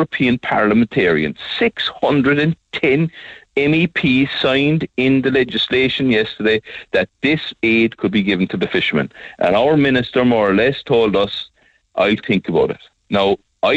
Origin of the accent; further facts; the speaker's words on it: Skibbereen, Munster, Ireland; I come from Skibbereen, and all my life I'm working with my hands